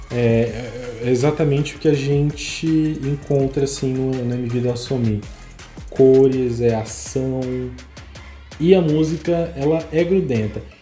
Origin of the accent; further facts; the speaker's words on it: Northeast Region, Brazil; eu sou gótico, mas eu sou nordestino.